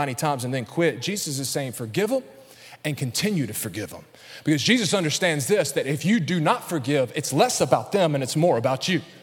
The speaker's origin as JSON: {"language": "English", "region": "Alabama", "country": "United States", "accent": "Alabama", "said": "my Alabama accent"}